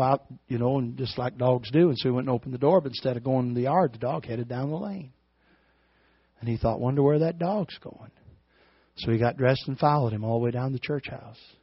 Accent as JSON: {"language": "English", "town": "Bean Blossom", "region": "Indiana", "country": "United States", "said": "I'm from Bean Blossom, Indiana"}